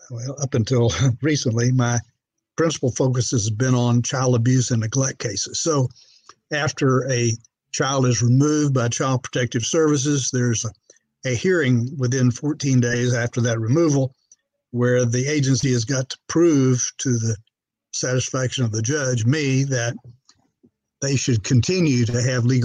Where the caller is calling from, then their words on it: Bryan, Texas, United States; I'm in a town of uh, about 100,000 called Bryan, Texas. Uh, adjoins College Station, Texas, the home of Texas A&M University.